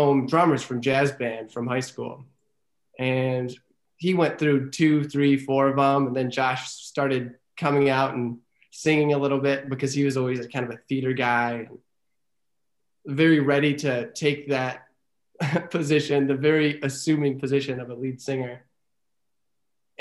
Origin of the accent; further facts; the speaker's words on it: Frankenmuth, Michigan, United States; it all started in, you know, humble little Frankenmuth